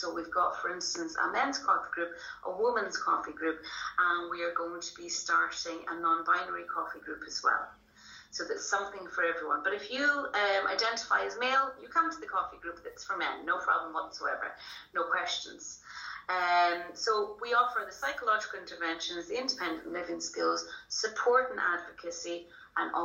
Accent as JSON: {"language": "English", "region": "Scotland", "country": "United Kingdom", "moved": "as an adult", "lives_now": "Ireland", "said": "I'm actually Scottish, so originally from the kind of Aberdeen and Glasgow area. Moved over here 20 years ago"}